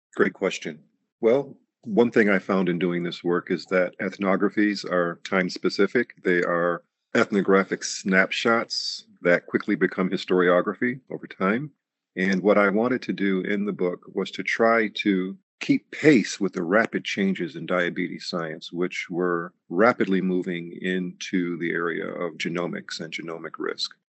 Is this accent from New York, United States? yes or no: yes; New York, United States; in the community that I grew up in in New York